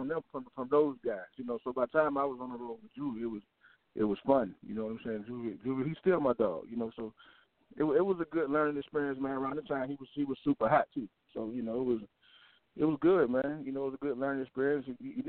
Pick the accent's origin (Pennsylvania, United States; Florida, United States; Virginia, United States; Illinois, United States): Virginia, United States; Norfolk; Yeah, I mean, Virginia, man, I don't know if you're familiar with it or not, but it's, you know, it's like any other hood.